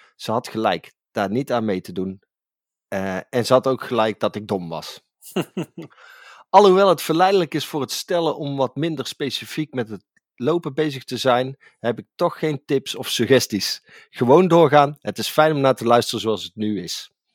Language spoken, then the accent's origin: Dutch; Tilburg, North Brabant, Netherlands; voor ons Tilburgers